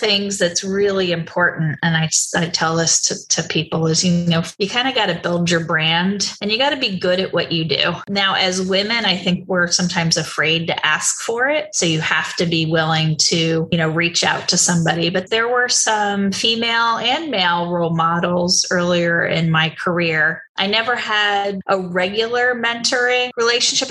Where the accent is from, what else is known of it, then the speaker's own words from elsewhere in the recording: New Jersey, United States; moved away; also born or lived in Boston; I grew up in New Jersey